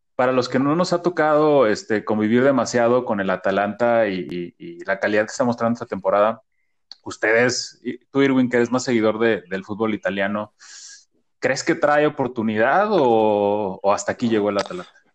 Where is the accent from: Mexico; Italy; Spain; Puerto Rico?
Mexico; todos como mexicanos